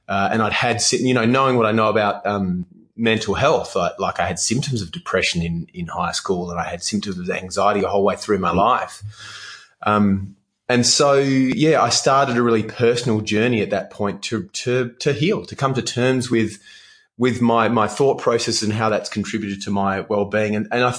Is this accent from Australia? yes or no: yes; Western Australia, Australia; Yeah. So WA for me was... It was a very sporty childhood is probably the word I'd use for it.